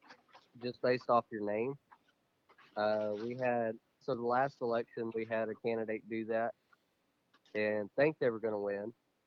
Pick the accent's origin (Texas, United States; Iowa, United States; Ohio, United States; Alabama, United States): Texas, United States; Rockdale; born or raised there